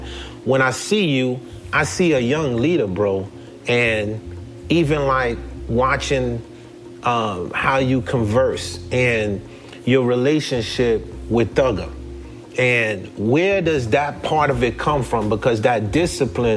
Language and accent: English; New York City, New York, United States; moved away; also born or lived in Haiti / New Jersey; Coming from Haiti and growing up in Brooklyn and moving to New Jersey